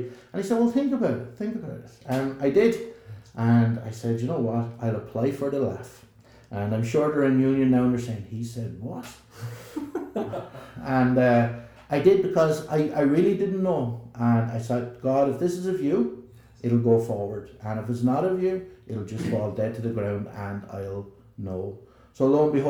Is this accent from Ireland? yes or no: yes; Ireland; accent: southern; moved away as an adult; also born or lived in Belfast, Northern Ireland; here's someone from the south on the Donegal Road